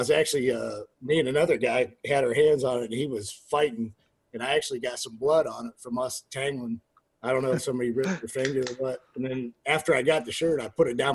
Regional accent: Alliance, Ohio, United States; moved away as an adult; now in Atlanta, United States; I'm from Alliance, Ohio, which is roughly about an hour from Cleveland.

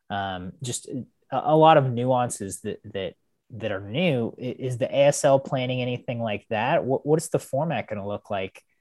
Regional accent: United States; as an American

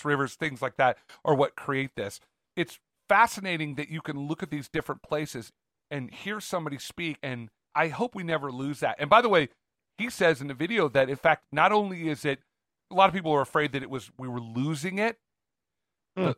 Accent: Cloverdale, California, United States; my hometown of Cloverdale, California

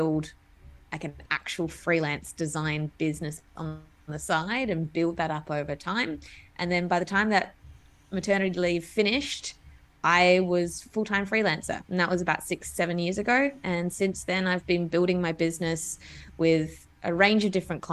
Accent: Adelaide, South Australia, Australia; moved away as an adult; also born or lived in Melbourne; so I'm originally from Adelaide. And when I moved to Melbourne

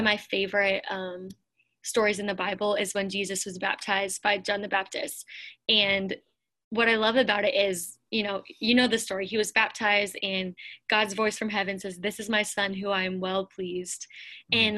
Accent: Pennsylvania, United States; moved away as an adult; also born or lived in Lakeland, Florida; I grew up in Pennsylvania

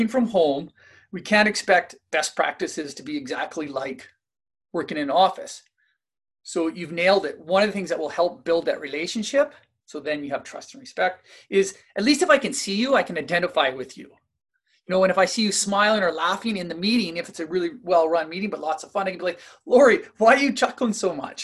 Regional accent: Kamloops, British Columbia, Canada; I'm from Kamloops, based out of Kamloops here, British Columbia

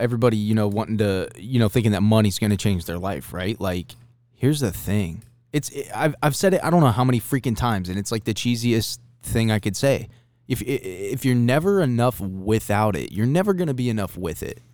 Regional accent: Ohio, United States; I'm from Ohio.

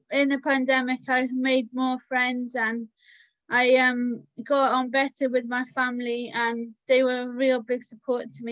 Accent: Cardiff, Wales, United Kingdom; I'm from Cardiff in Wales

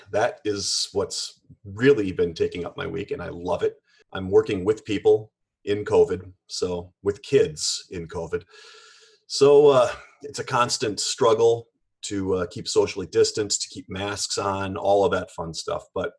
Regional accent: Minnesota, United States; moved away; I'm from Minnesota originally

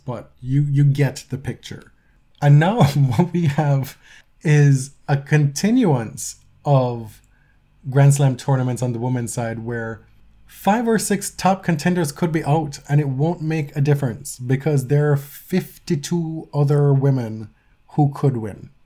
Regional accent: Jamaica; now in Canada; my deeply ingrained, uh, patriotic instincts are still Jamaican, right? I, I'm a Canadian citizen

